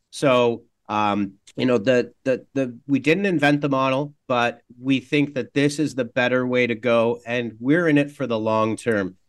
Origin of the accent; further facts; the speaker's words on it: Canada; I'm Canadian, and as a Canadian